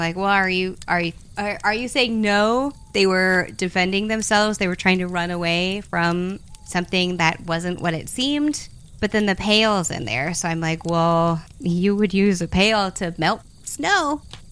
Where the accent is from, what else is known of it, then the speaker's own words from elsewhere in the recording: the South, United States; I'm from the South